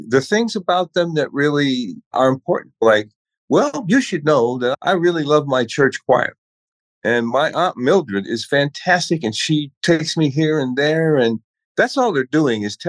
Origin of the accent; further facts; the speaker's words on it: Chicago, Illinois, United States; coming from the South Side of Chicago as a kid